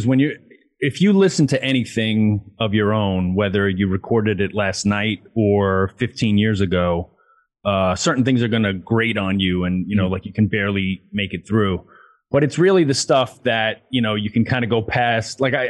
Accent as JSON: {"language": "English", "town": "Queens", "region": "New York", "country": "United States", "said": "cringing at my accent, which is funny. Cause like it's not like I went to finishing school or anything. It's just that over time and getting out of Queens, I guess in traveling a lot, you know, like my accent got tempered a little bit."}